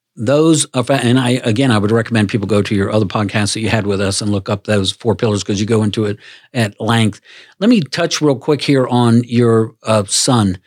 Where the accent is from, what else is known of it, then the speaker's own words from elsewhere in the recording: Washington, D.C. area, Maryland, United States; moved away; I'm from the Washington, D C area, Maryland, so I was raised in a completely different, uh, arena.